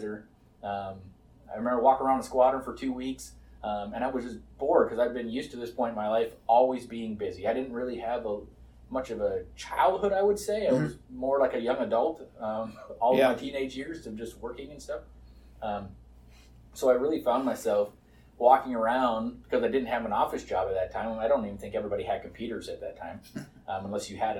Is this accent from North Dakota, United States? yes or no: yes; North Dakota, United States; I was born and raised in North Dakota, so just a small town kid.